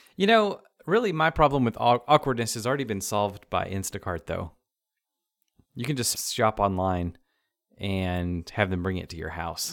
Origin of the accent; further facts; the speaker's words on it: the South, United States; we're from the South